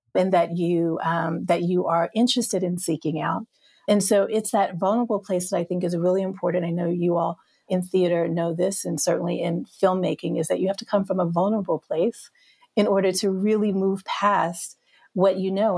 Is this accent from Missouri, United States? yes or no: no; Hattiesburg, Mississippi, United States; I grew up in Mississippi